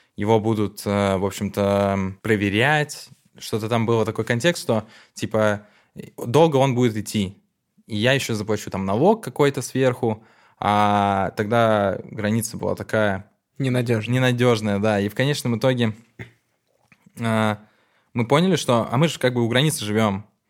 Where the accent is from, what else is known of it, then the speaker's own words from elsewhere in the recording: Narva, Ida-Viru County, Estonia; я родился в Нарве